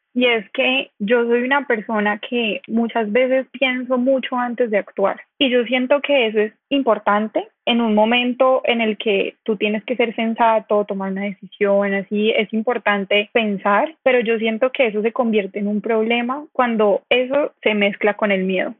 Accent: Cali, Valle del Cauca, Colombia; also born or lived in Bogotá; Yo soy de Cali

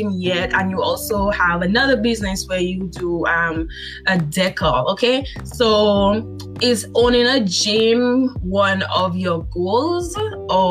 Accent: Dominica; I am from Dominica

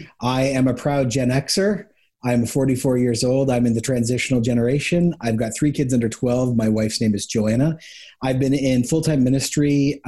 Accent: Ecuador; I grew up actually in Ecuador in the 80s. So I lived a National Geographic experience before the internet, before globalization.

